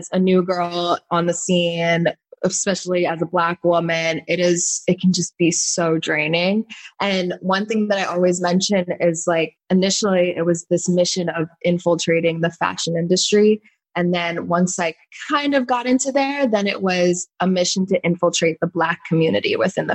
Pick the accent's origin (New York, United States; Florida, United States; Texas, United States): Florida, United States; Cooper City; also born or lived in Davie, Florida; I grew up in Cooper City, Florida, which is the town over